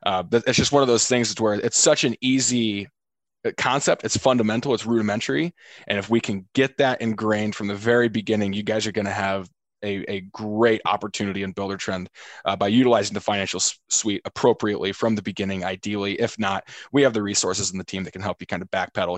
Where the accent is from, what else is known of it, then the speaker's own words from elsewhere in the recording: Texas, United States; now in Omaha, United States; We love Texas. Yeah. I'm from Texas.